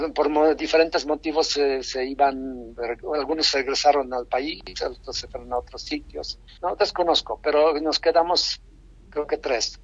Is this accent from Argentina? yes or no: no; Poland; Spanish is a second language; moved away as an adult; now in Mexico; en mi país, Polonia